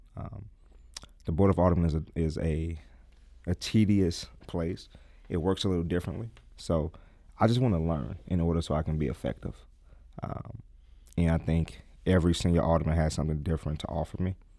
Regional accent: St. Louis, Missouri, United States; I am a product of Saint Louis. I, I lived in Saint Louis all my life. I lived in North City all my life. I grew up in the Vail neighborhood

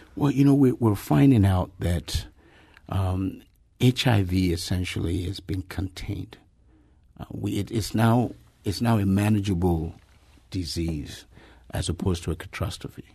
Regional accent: Nigeria; in Nigeria, my home country

